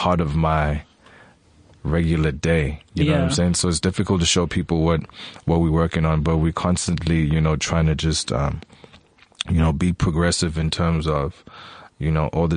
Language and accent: English; Eastern Cape, South Africa; I'm from the Eastern Cape. I was born at Bushra.